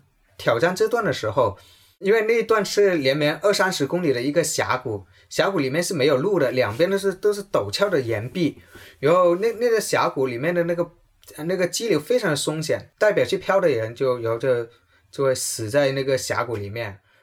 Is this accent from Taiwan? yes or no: no; Guangdong, China; 我从小，从，从读中学开始我就开始喝茶，因为我们广东人特别有茶文化，因为我喝铁观音喝了有三十多年了